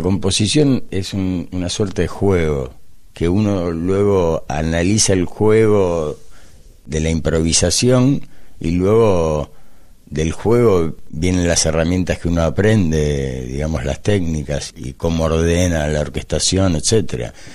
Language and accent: Spanish; Buenos Aires, Argentina; como porteño, todos los porteños tenemos el derecho y el deber de hacer el tango a nuestro sentimiento